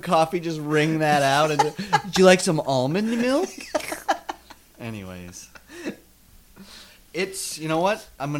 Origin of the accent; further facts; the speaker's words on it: South Dakota, United States; growing up in South Dakota, and there's electric fences.